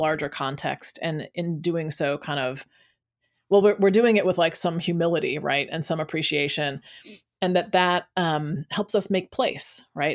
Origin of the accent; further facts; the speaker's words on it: United States; growing up in America as, um, a black